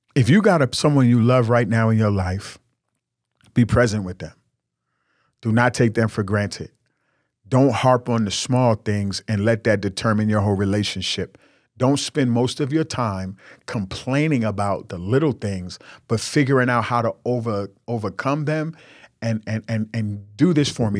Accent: New York, United States; I'm from New York. I grew up in New York

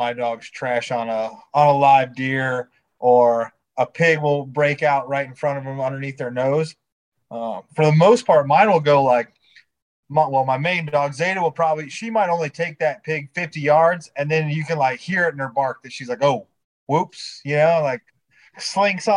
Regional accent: Iowa, United States; now in Georgia, United States; originally I'm from Iowa, man, all my family and friends back home, that we pretty much all hunt pheasants with Brittany Spaniels at home.

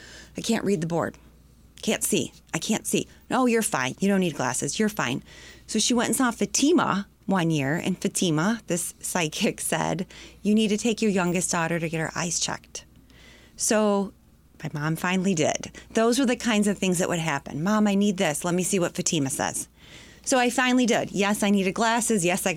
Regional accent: Sterling Heights, Michigan, United States; also born or lived in Detroit / Macomb Township / Wyandotte; I grew up, I started in Detroit proper, and then we moved out to the suburbs north, Sterling Heights, out to Macomb Township.

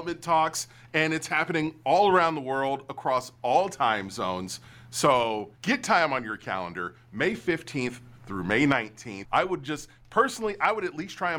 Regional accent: United States; as an American

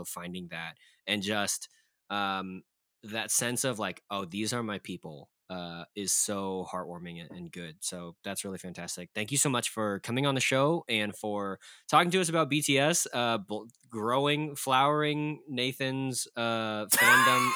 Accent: Texas, United States; growing up in Texas

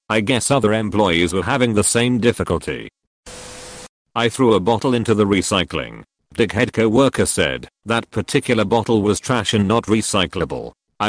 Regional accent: United Kingdom; I'm British, for context. When I was a kid, Saturday nights meant fish and chips in front of the TV, with tea to wash it down.

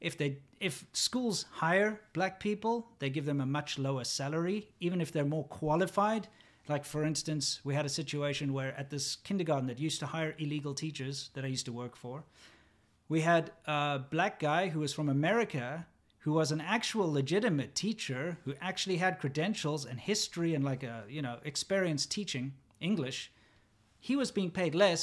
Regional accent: South Africa; moved away as an adult; also born or lived in China; I was born in Africa. I grew up in Africa. You know, that's my nationality is African. In fact, even my country has the word African in it. South African

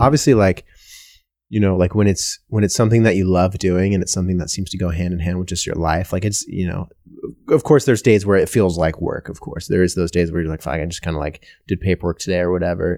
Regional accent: Washington, United States; I'm from Washington

